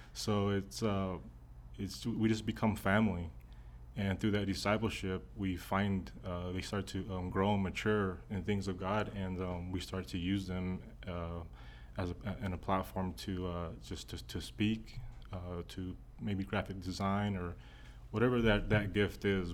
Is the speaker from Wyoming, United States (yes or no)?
no; Texas, United States; I was raised in Texas